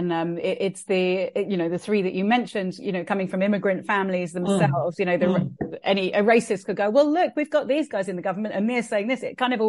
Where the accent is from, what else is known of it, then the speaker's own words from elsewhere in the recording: Wirral, North West England, United Kingdom; I mean, I love Liverpool. I'm from the Wirral, and my dad moved to Liverpool in the 60s when he came over from Fiji